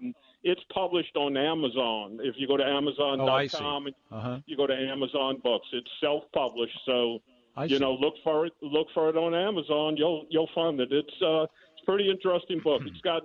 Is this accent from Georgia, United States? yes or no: no; New Orleans, Louisiana, United States; those of us that were born and raised in Gentilly